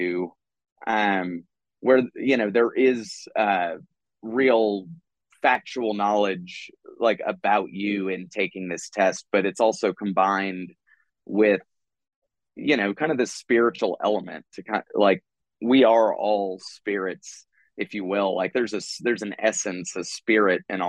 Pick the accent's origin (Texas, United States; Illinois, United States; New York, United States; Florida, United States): Texas, United States; I'm coming from Texas